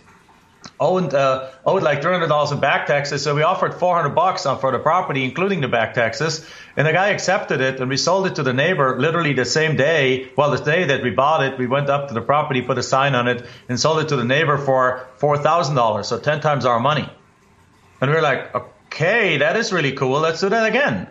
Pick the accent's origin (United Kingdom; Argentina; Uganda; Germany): Germany; accent: German; English is a second language; moved away as an adult; now in United States; in my home country in Germany, I grew up without any relation to real estate